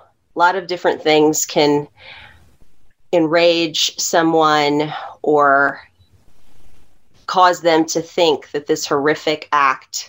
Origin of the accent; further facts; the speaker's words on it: Texas, United States; as an American, as a Texan